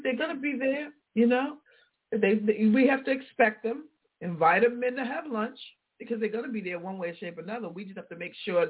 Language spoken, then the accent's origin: English; Tennessee, United States; we were reminiscing about growing up in Tennessee. Now, she was there full-time. I was there part-time.